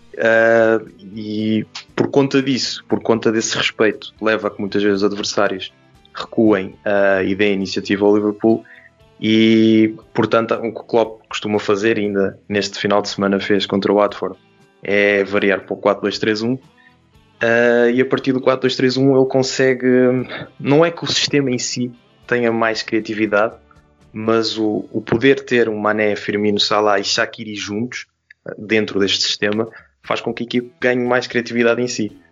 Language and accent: Portuguese; Portugal; enquanto português